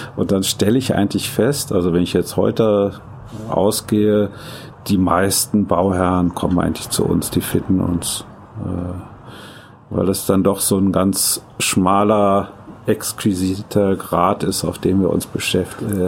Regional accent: Düsseldorf, North Rhine-Westphalia, Germany; moved away; also born or lived in Japan; nun komme ich aus Düsseldorf

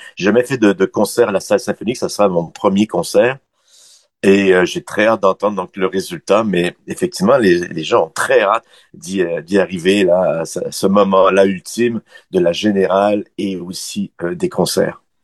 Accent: Quebec City, Quebec, Canada; moved away as an adult; also born or lived in Montreal; je, suis parti à Montréal en 84, moi je suis de Québec

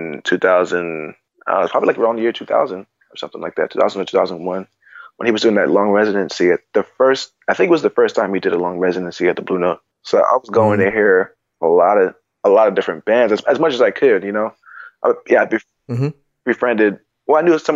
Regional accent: New York City, New York, United States; I grew up in Queens, so we had, like, main streets

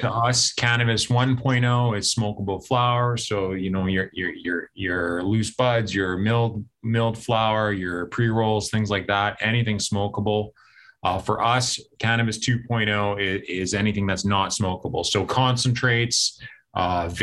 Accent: Winnipeg, Manitoba, Canada; BioCision Pharma in Winnipeg here, my hometown

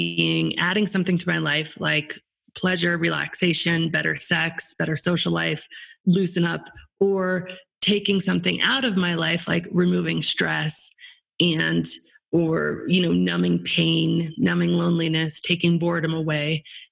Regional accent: Aspen, Colorado, United States; my hometown, Aspen

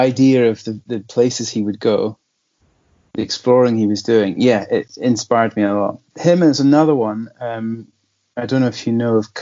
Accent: Mull, Scotland, United Kingdom; On Mull. So that was over in the north end of Mull. I grew up, and also the business, fishing and whale watching

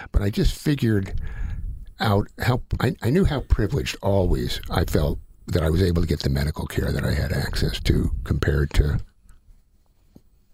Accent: Tulsa, Oklahoma, United States; I was born in 1950 and growing up in Tulsa

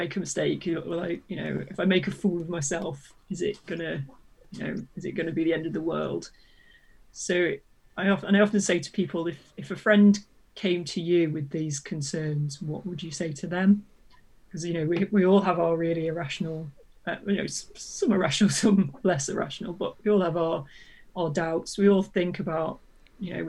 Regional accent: United Kingdom; being British

